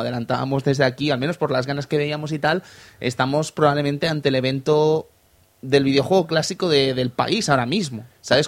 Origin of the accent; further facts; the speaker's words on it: Fuencaliente, Castilla-La Mancha, Spain; En mi pueblo, allí en Fuencaliente, en Castilla-La Mancha